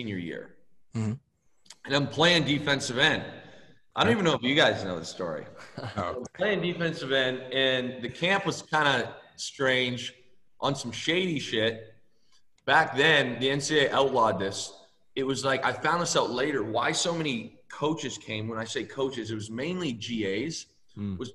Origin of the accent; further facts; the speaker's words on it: Windsor, Ontario, Canada; moved away as an adult; I was born in Windsor, Ontario, Canada